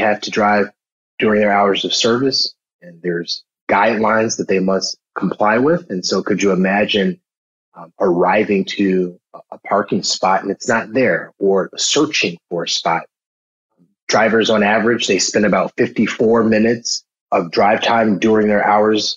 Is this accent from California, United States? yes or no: no; Chicago, Illinois, United States; I grew up in Chicago, south side of Chicago